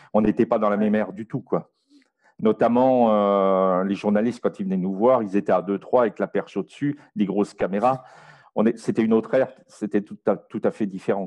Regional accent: France; now in Belgium; je suis français, j'habite aujourd'hui en Belgique

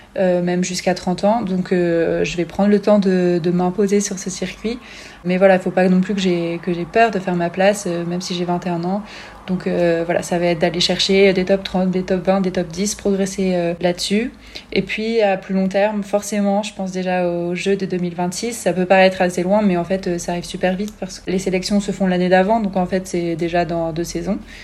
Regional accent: Grenoble, Auvergne-Rhône-Alpes, France; je suis née à Grenoble, ma mère est française

